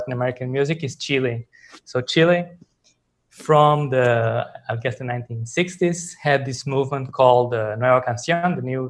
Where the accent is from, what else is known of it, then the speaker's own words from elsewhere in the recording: Mozambique; also born or lived in Portugal; now in Venezuela; I'm from Mozambique in Southern Africa, but I'm a Portuguese national.